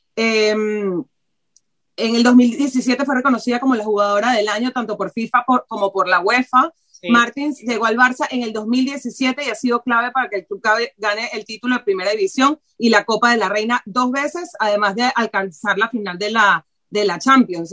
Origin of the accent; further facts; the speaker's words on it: Venezuela; now in Barcelona, Spain; yo como venezolana